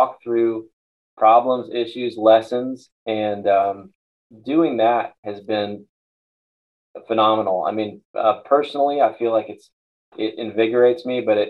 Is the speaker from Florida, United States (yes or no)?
yes; Tampa, Florida, United States; I grew up here in Tampa